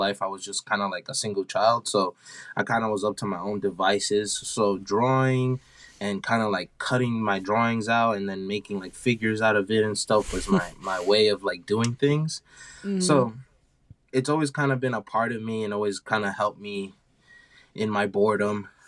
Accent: New York City, New York, United States; born and raised in New York, Brooklyn

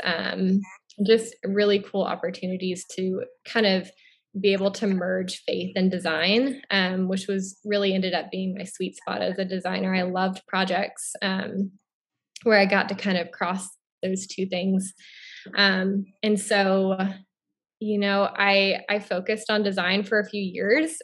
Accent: Florida, United States; moved away as an adult; also born or lived in Oregon / Billings, Montana; now in Southeast Missouri, United States; I'm originally from Florida

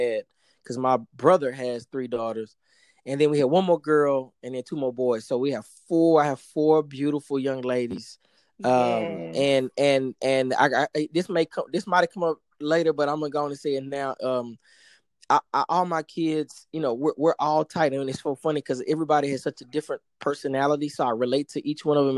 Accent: Dallas, Texas, United States; moved away as an adult; now in Miami, United States; born and raised in Dallas

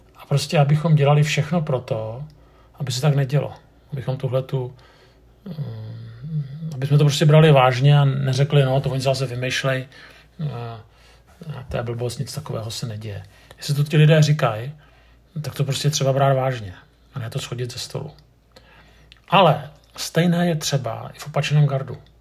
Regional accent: Prague, Czechia; jsem Pražák

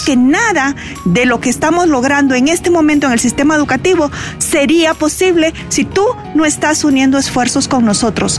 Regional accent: Puerto Barrios, Izabal, Guatemala; moved away; Yo crecí en Puerto Barrios

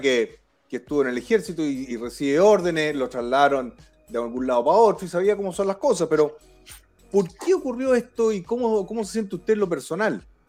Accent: Chile; como chileno

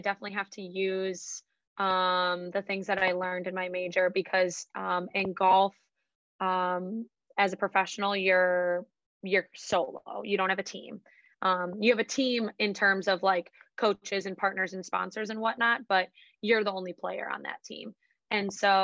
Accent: Madison, Wisconsin, United States; I grew up here in Madison, went to high school at Edgewood on the west side, stayed in Madison for school

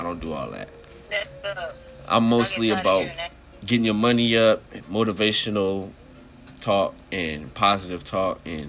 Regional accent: Washington, District of Columbia, United States; I'm from D.C. Yeah, I'm from D.C. out here chilling.

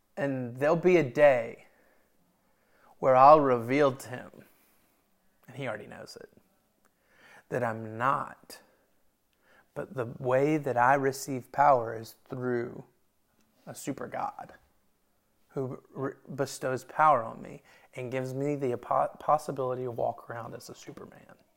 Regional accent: Memphis, Tennessee, United States; we're from Memphis

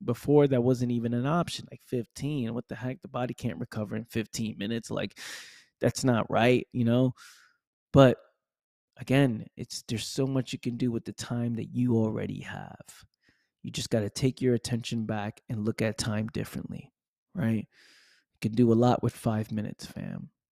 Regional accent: New York City, New York, United States; now in Florida, United States; grew up, born and raised in the Bronx, New York

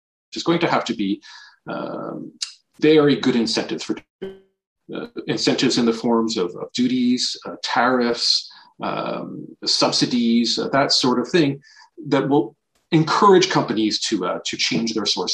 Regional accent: Canada; moved away as an adult; also born or lived in Paris / New York; I am Canadian.

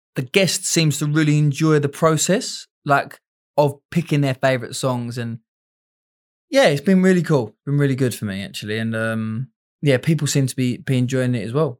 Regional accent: England, United Kingdom; me being English out there

